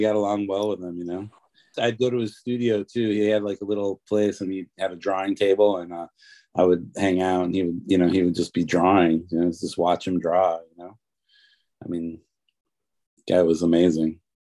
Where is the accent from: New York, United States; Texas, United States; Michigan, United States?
Michigan, United States; Detroit; also born or lived in California / Los Angeles; now in Nashville, United States; I'm from Detroit, but my dad lived in Los Angeles